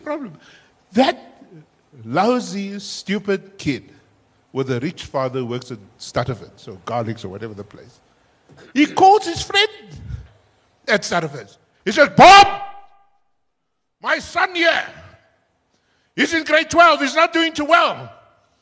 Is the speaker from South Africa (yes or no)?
yes; Cape Town, Western Cape, South Africa; I was still growing up in Cape Town